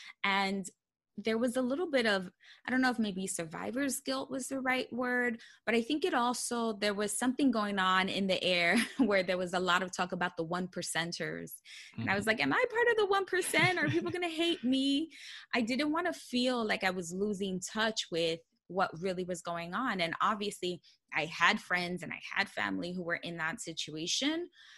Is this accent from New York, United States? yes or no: yes; Bronx, New York, United States; I was proud that I was a daughter of an immigrant, that I, you know, was born and raised in the Bronx. I came from a low income household